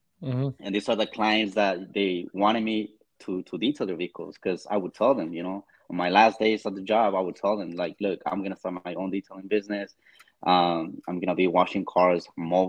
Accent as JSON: {"language": "English", "town": "Los Angeles", "region": "California", "country": "United States", "tie": "born or raised there", "said": "I have always lived in LA. That's like my hometown"}